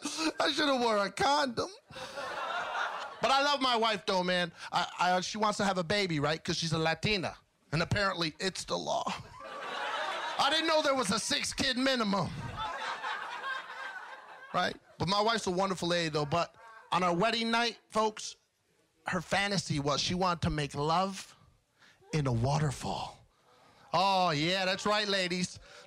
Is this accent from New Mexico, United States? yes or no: no; New York, United States; I'm from New York.